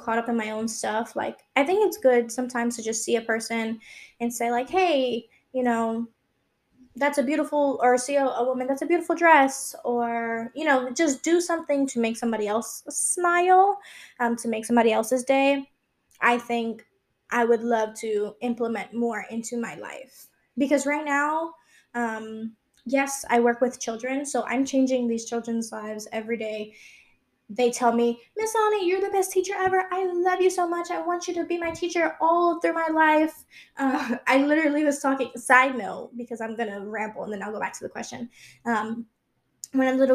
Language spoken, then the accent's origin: English; New York City, New York, United States; moved away as an adult; also born or lived in Long Island; I've always lived in New York my whole life. I was born and raised there.